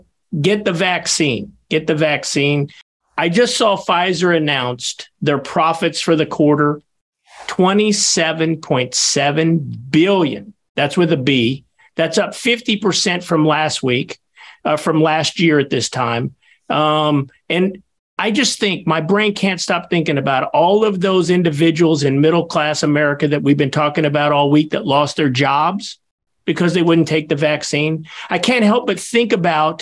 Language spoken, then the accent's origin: English; United States; near my hometown of Basser